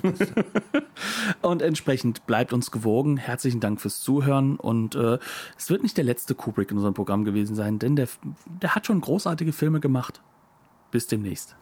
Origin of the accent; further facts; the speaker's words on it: Germany; wir als Deutsche